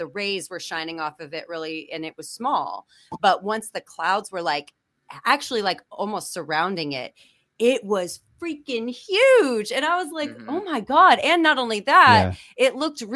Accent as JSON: {"language": "English", "region": "California desert", "country": "United States", "tie": "born or raised there", "said": "I was born in the California desert, so super dry heat"}